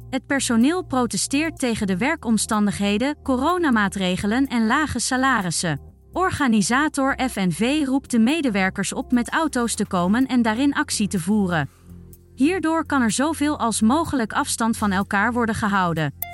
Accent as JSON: {"language": "Dutch", "town": "Middenbeemster", "region": "North Holland", "country": "Netherlands", "said": "uit Middenbeemster."}